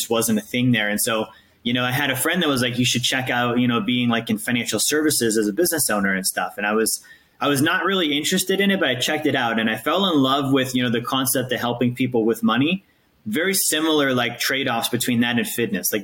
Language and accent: English; Alaska, United States; moved away as an adult; also born or lived in Montana; now in Tampa, United States; I grew up in Alaska